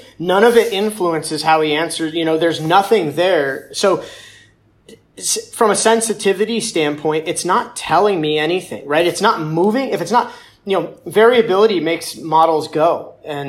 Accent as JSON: {"language": "English", "town": "Cleveland", "region": "Ohio", "country": "United States", "tie": "born or raised there", "said": "growing up in Cleveland"}